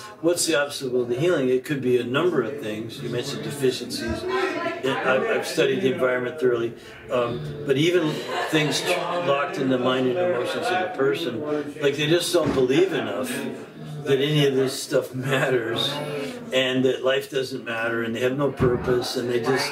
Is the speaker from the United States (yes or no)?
no; Canada; we're basically English, Irish, and we were living in Canada